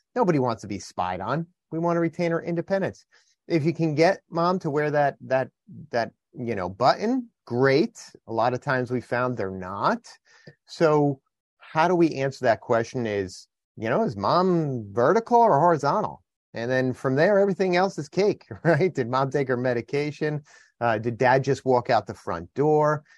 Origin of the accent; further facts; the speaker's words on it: New Jersey, United States; I'm from New Jersey